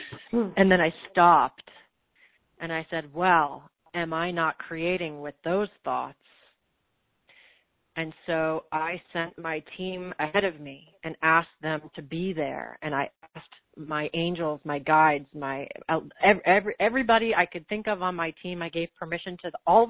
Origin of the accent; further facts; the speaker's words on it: New York, United States; I'm from New York, and I am a New Yorker